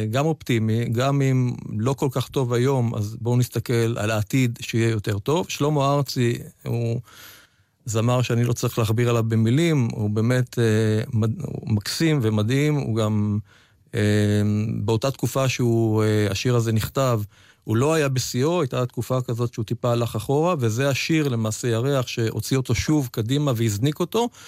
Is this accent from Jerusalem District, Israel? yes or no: no; Tel Aviv, Tel Aviv District, Israel; נכון, נולדתי בתל אביב, ושנות ילדותי עברו ברמת אביב, לא רמת אביב ג' של היום, רמת אביב השכונה הירוקה של הזוגות הצעירים, שניים וחצי חדרים, עם אבא ואימא, וסבתא גם שחיה יחד איתנו.